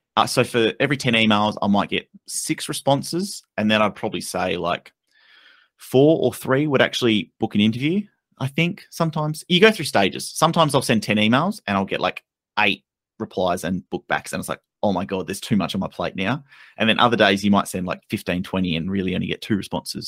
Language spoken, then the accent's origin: English; Australia; being Australian